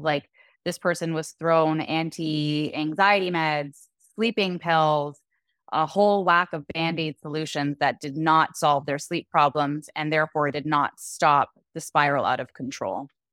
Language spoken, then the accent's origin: English; Canada; moved away as an adult; also born or lived in Dominican Republic; now in Puerto Vallarta, Mexico; we're originally from Canada